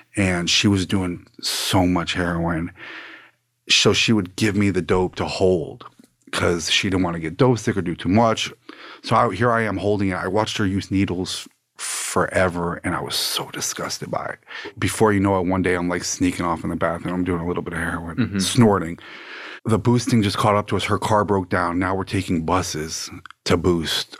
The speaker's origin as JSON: {"language": "English", "town": "Plantation", "region": "Florida", "country": "United States", "tie": "born or raised there", "also_born_or_lived": "Fort Lauderdale, Florida / Coral Springs, Florida", "said": "born in Fort Lauderdale, Florida. Grew up in Plantation"}